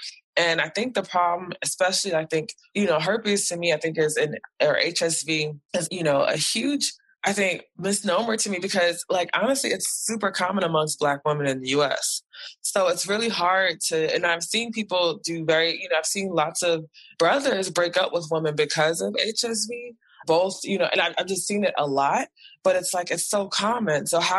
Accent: United States; people know I'm from America and they don't like my president.

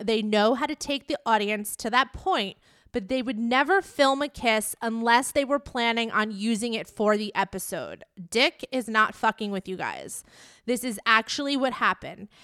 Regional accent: New York, United States; it's my hometown. I live in New York

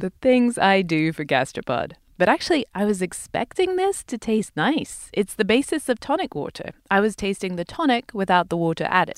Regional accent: United Kingdom; moved away

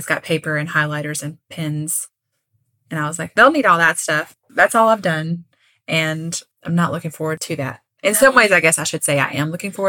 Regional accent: Kentucky, United States; I'm from Kentucky.

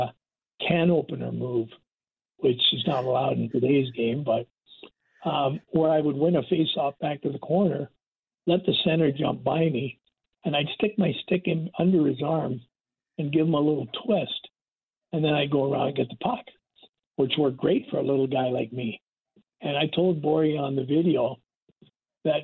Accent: Toronto, Ontario, Canada; also born or lived in Regina, Saskatchewan; I'm originally from Regina, most of my growing up was in Toronto.

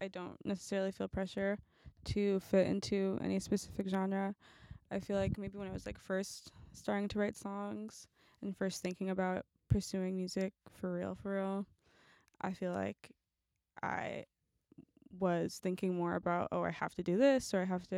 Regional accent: Oakland, California, United States; moved away as an adult; also born or lived in New York; I'm from Oakland, California.

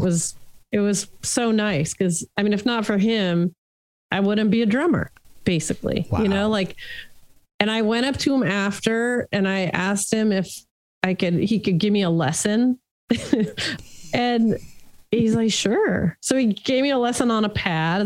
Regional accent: Los Angeles, California, United States; I grew up in Hollywood, California

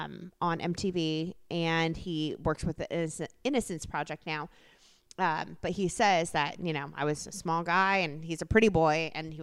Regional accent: Midwest, United States; moved away; I was from the Midwest.

